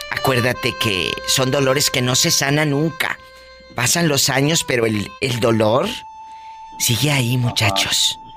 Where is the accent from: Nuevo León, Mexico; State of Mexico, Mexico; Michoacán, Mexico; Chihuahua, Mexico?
Chihuahua, Mexico; Casas Grandes; Yo soy, soy de de Chihuahua, de Casas Grandes, Chihuahua.